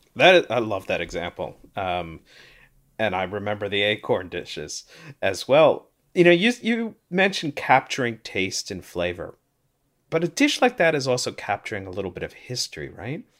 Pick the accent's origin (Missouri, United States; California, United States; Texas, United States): Missouri, United States; St. Louis; now in Toronto, Canada; I grew up in Saint Louis, though I'm in Toronto now